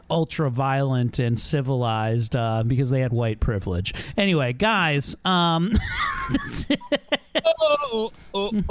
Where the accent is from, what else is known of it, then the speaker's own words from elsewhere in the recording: Baltimore, Maryland, United States; We're from Baltimore. Get the fent up in here.